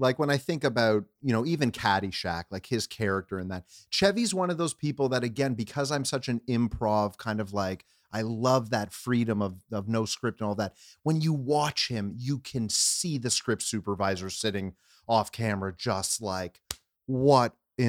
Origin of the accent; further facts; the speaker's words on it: Canada; I'm a Canadian kid who grew up